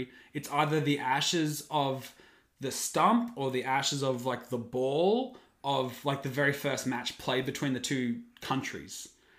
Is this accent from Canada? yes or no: no; Australia; as an Australian